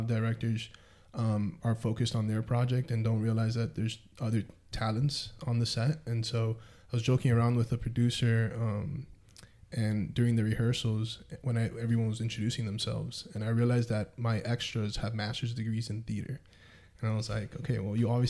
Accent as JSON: {"language": "English", "town": "Miami", "region": "Florida", "country": "United States", "tie": "born or raised there", "also_born_or_lived": "Denver / Alaska", "moved": "yes", "lives_now": "Omaha, United States", "said": "I grew up in Miami."}